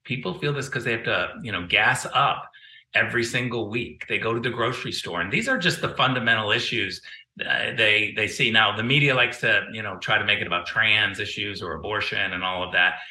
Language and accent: English; California, United States; as a Californian